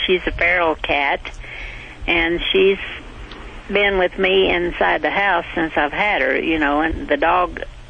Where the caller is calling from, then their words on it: Calimesa, California, United States; Cala Mesa.